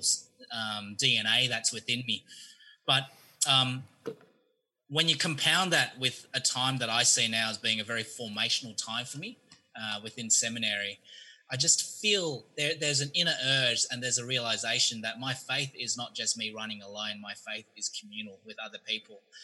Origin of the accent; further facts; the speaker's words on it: Australia; moved away as an adult; now in United States; I'm actually from Australia. Moved here two years ago